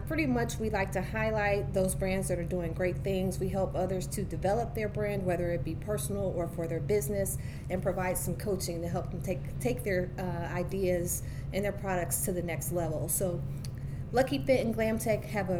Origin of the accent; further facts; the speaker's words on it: Ohio, United States; moved away as an adult; now in Baltimore, United States; I'm actually from Ohio, OH